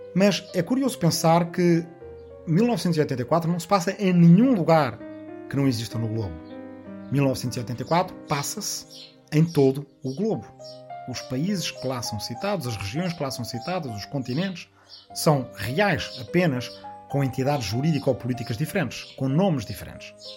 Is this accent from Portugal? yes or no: yes; Arrifana, Ribatejo, Portugal; moved away; agora eu próprio estou na minha aldeia ancestral de Arrifana, no Ribatejo